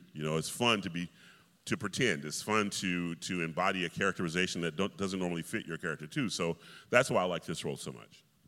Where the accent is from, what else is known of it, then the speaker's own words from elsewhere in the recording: Atlanta, Georgia, United States; I grew up in Atlanta, Georgia, and you know, when you're from the South